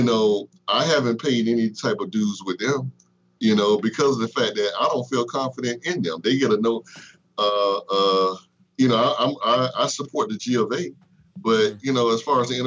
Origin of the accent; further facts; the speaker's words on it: United States; Me as an American, as a former vet, or a vet rather